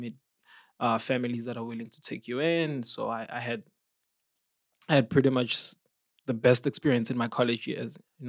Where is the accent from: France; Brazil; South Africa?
South Africa; Johannesburg, Gauteng; So I'm from South Africa, Johannesburg. I grew up in the city. I'm a city guy.